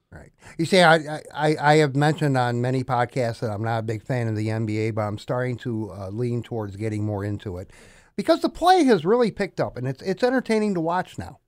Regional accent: Des Moines, Iowa, United States; moved away; I was born in Des Moines

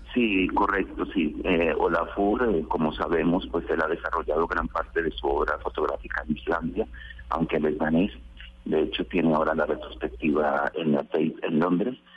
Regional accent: Colombia; moved away as an adult; now in Spain; desde hace 20 años que vivo en España, porque yo soy colombiano, pero resido allí

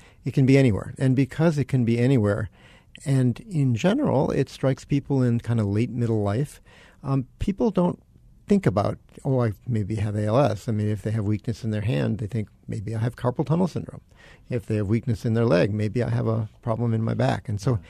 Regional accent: Chicago, Illinois, United States; moved away as an adult; also born or lived in Boston / Syracuse, New York; now in Arizona, United States; I'm from Chicago. I went to Boston for my neurology residency training.

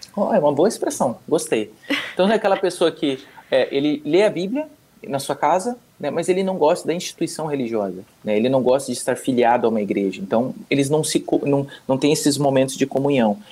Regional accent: Curitiba, Paraná, Brazil; moved away as an adult; now in Spain; sou curitibano

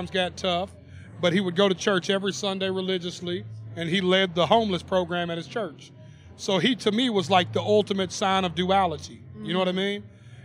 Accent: Nashville, Tennessee, United States; I was born and raised in Nashville

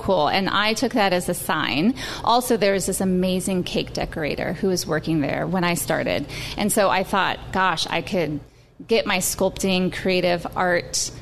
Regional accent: Brier, Washington, United States; I'm from North Seattle, Briar

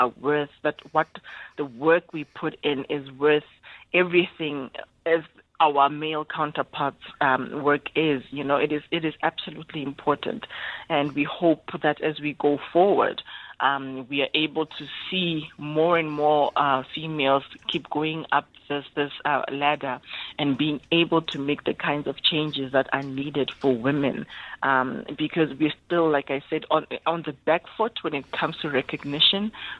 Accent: Lesotho; born there; So I was born in Lesotho.

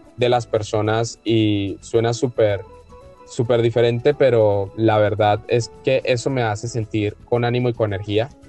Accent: Colombia; como colombianos

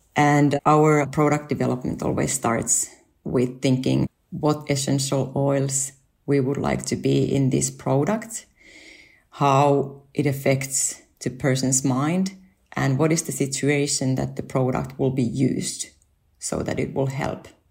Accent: Finland; moved away as an adult; also born or lived in Japan; my family and I moved back to Finland from Japan, where we lived five years.

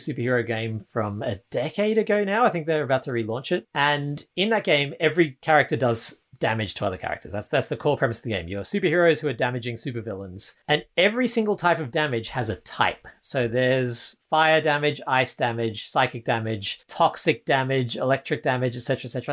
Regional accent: Australia; I'm Australian

